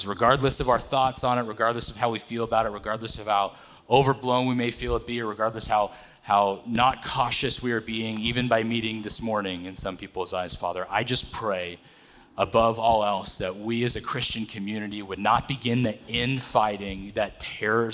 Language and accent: English; Atwater, California, United States; So I grew up in a little farm town, Atwater, California, right up the 99